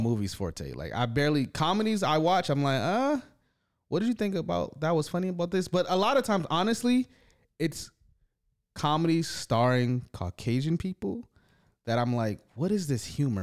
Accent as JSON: {"language": "English", "town": "Detroit", "region": "Michigan", "country": "United States", "tie": "born or raised there", "moved": "yes", "lives_now": "Toronto, Canada", "said": "growing up in Detroit"}